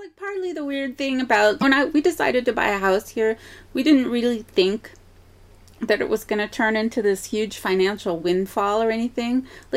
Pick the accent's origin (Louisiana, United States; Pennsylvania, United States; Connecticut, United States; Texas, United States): Connecticut, United States; moved away as an adult; now in New York City, United States; I feel like I'm from Connecticut